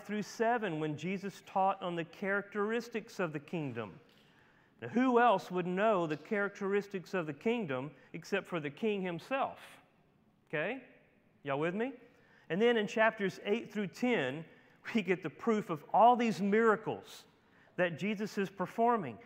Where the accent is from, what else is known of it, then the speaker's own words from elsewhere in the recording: Dry Creek, Louisiana, United States; moved away; I'm from Dry Creek.